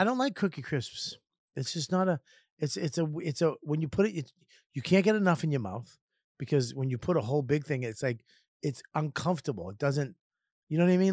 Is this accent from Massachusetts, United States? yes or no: yes; Boston, Massachusetts, United States; also born or lived in Lynn, Massachusetts; I grew up in Boston in the city